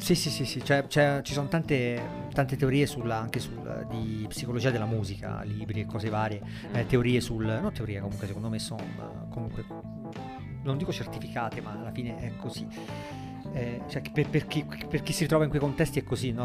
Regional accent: Monte Argentario, Tuscany, Italy; io sono di Montargentario, sul mare, in provincia di Grosseto

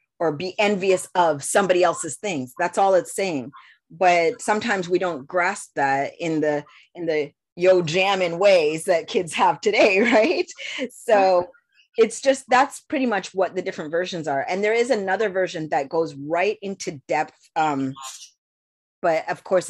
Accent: Canada; I was born in Canada

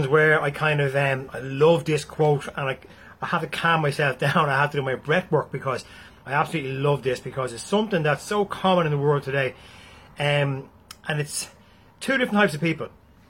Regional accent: Galway, Connacht, Ireland; You're from Dublin. That's it. I'm from Galway.

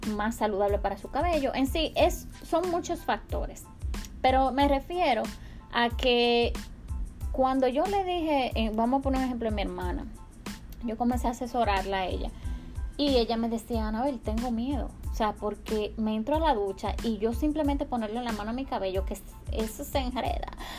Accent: Dominican Republic; yo soy dominicana y vengo de una cultura

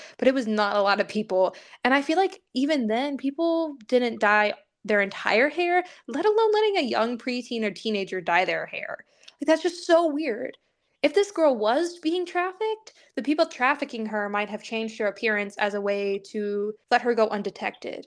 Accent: Southeast Missouri, United States; I was raised in Southeast Missouri

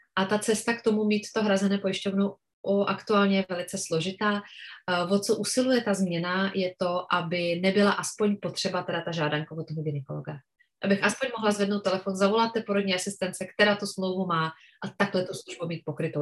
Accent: Czechia; u nás v Čechách

